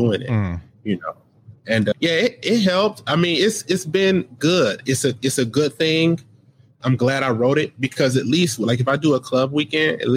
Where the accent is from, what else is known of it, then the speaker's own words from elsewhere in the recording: United States; I grew up in America